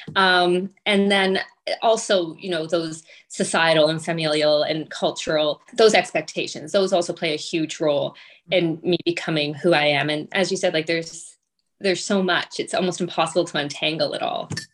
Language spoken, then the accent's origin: English; rural Ontario, Canada; also born or lived in Toronto; I was born in Toronto, but my parents moved us to a very rural area